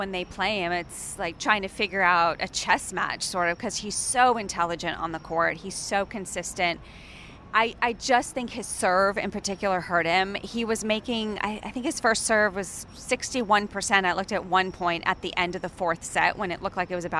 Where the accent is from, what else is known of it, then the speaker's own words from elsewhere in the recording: Boston, Massachusetts, United States; I grew up with in Boston